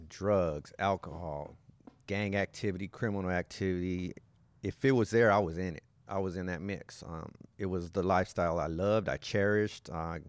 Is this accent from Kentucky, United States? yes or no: no; Los Angeles, California, United States; now in Whittier, United States; From East L.A.